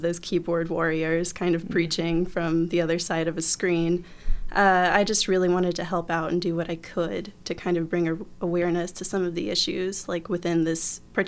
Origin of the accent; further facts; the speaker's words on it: Fort Wayne, Indiana, United States; moved away as an adult; now in Bloomington, United States; I'm from Fort Wayne, Indiana, originally. I came here to Bloomington about 10 years ago to go to school